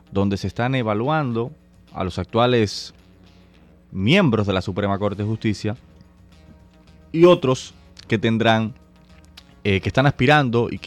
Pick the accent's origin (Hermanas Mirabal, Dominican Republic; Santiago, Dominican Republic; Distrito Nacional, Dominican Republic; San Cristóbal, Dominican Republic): Distrito Nacional, Dominican Republic; Santo Domingo; Soy abogado, activista social, nací y me crié en Santo Domingo.